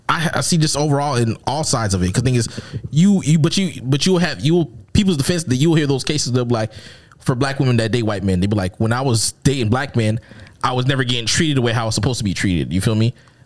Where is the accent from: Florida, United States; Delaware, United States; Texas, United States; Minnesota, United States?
Minnesota, United States; if I grew up in Minnesota, my nigga, there's only two black people here. Me and my sister.